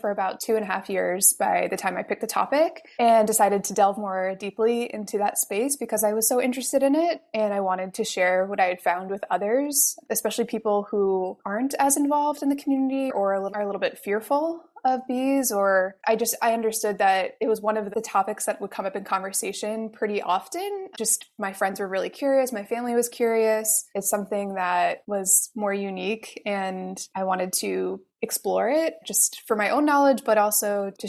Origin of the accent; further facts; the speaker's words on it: Montreal, Quebec, Canada; Canada, Montreal. And so really since then, I've lived in a big metropolitan area since I first left my hometown.